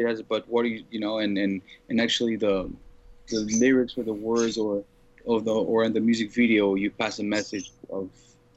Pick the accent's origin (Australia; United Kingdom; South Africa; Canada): Canada; Montreal, Quebec; I grew up in Montreal in Canada.